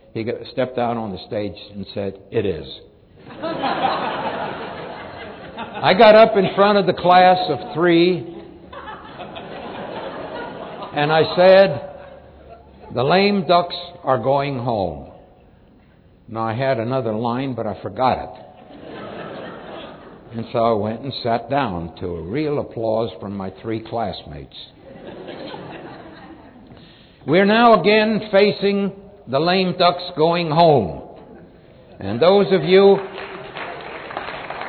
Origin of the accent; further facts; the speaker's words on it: Kansas, United States; I grew up in the Dust Bowl of Kansas